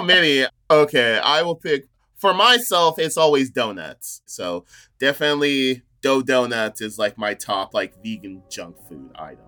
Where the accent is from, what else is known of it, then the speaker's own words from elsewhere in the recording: near Fresno, California, United States; moved away as an adult; now in Portland, United States; Growing up near Fresno, I lived in, grew up in a small town called Chocula